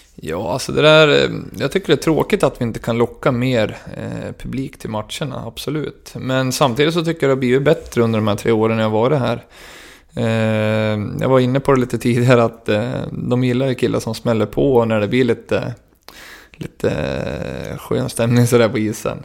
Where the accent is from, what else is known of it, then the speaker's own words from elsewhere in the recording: Gävle, Gävleborg County, Sweden; jag var kapten för Brynäs IF, lag i mitt hjärta, i min hemstad